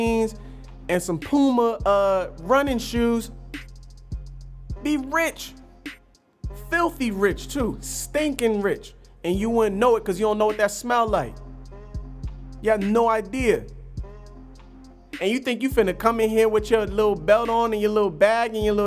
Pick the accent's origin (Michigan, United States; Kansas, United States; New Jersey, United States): New Jersey, United States; I'm from Jersey. Jersey is a different kind of monster in this country